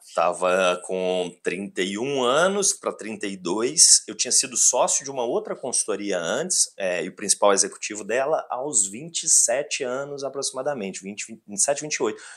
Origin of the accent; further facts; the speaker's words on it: Belo Horizonte, Minas Gerais, Brazil; Se eu sou mineiro, se eu sou Belo Horizontino